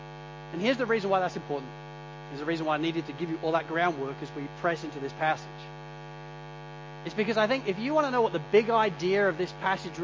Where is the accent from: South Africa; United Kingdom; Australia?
Australia; Sydney, New South Wales; I'm from Sydney